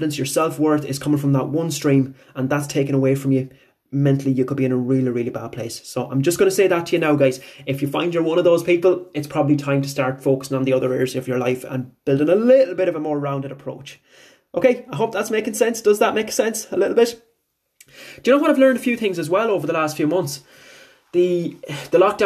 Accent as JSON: {"language": "English", "town": "Bunninadden", "region": "Connacht", "country": "Ireland", "tie": "born or raised there", "also_born_or_lived": "Tubbercurry", "said": "My hometown is Bunanadden, which is about 5-7 minutes away from Tobercurry. So I went to school in Tobercurry"}